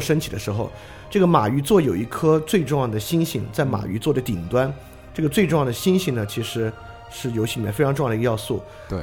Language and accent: Chinese; China; 我们中国人